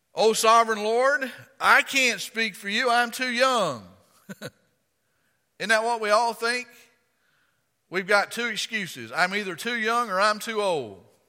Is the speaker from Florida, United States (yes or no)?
yes; Florida, United States; accent: rednecky; now in Virginia, United States; I'm from Florida.